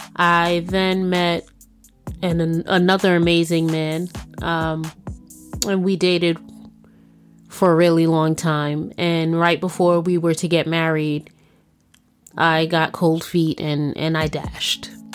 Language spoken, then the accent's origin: English; New York City, New York, United States; I'm a New Yorker, born and bred